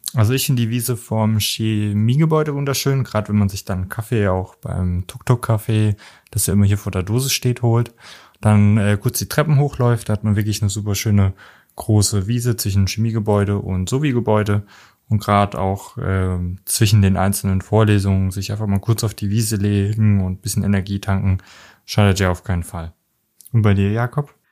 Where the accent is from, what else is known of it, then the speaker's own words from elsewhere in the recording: near Homburg, Saarland, Germany; moved away; ich komme ursprünglich aus dem Saarland in der Nähe von Homburg